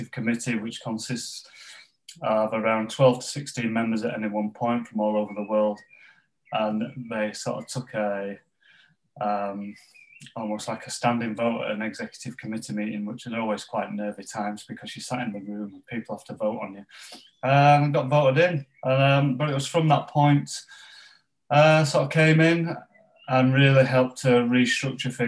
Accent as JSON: {"language": "English", "town": "Pontefract", "region": "Yorkshire and the Humber", "country": "United Kingdom", "tie": "born or raised there", "said": "where I grew up in West Yorkshire, in Pontefract in West Yorkshire, as a strong sort of mining community"}